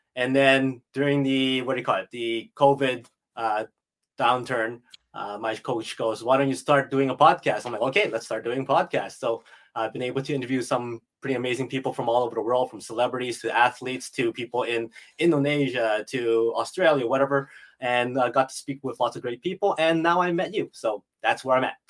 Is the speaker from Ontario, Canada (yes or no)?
no; Edmonton, Alberta, Canada; I was born and raised in Edmonton, Alberta